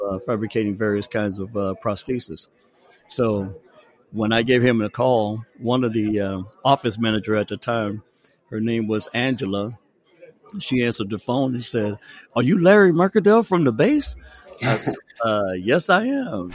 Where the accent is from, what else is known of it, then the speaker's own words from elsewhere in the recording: New Orleans, Louisiana, United States; moved away as an adult; now in Texas, United States; born and raised in New Orleans, Louisiana. Spent the first 18 years of my life